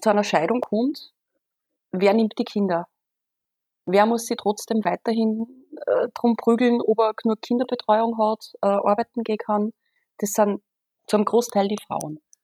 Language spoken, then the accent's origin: German; Austria; bei uns in Österreich